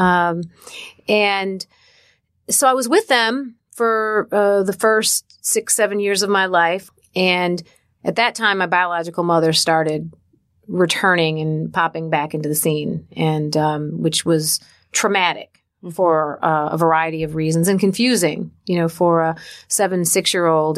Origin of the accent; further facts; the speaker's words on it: Detroit, Michigan, United States; I grew up in Detroit, Michigan